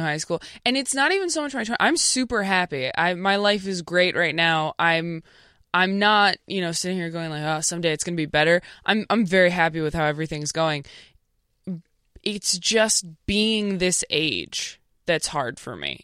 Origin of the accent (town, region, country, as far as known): Temecula, California, United States; born or raised there; also born or lived in Modesto, California / Escalon, California